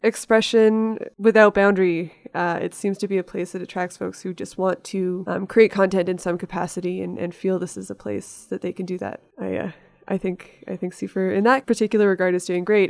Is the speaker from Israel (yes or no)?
no; Victoria, British Columbia, Canada; moved away as an adult; also born or lived in Toronto; Victoria, my hometown